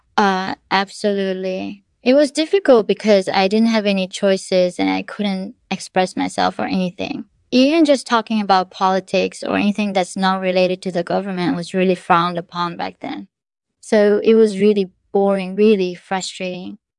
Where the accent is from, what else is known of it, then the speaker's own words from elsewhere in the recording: North Korea; moved away as an adult; also born or lived in China; I was born in North Korea in nineteen eighty-four. I grew up there